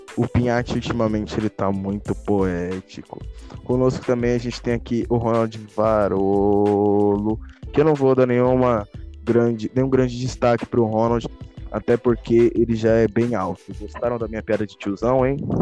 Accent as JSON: {"language": "Portuguese", "country": "Brazil", "said": "o povo da minha terra"}